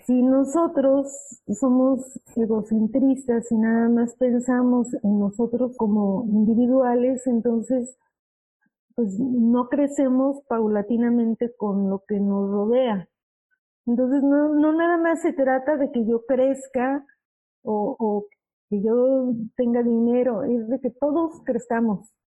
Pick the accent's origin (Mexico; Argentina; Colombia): Mexico; como buen mexicano o latinoamericano